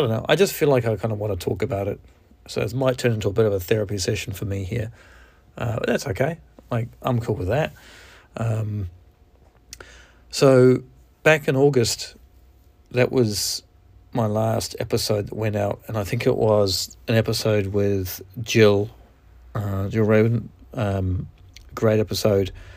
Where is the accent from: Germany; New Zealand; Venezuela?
New Zealand; accent: Kiwi; moved away; I'm from New Zealand, and, um, I haven't lived there for over twenty-five years